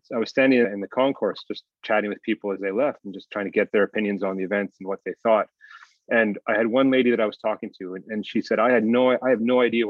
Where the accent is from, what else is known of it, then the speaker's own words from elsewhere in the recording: Calgary, Alberta, Canada; now in China; if I look back on my youth and growing up, I'm from Canada.